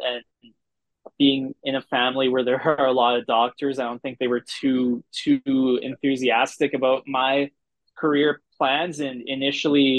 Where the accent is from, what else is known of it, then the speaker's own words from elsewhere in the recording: Edmonton, Alberta, Canada; I grew up in Edmonton